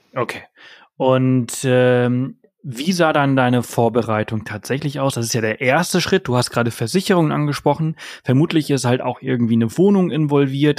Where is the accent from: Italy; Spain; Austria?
Spain; moved away; Ich bin in Spanien aufgewachsen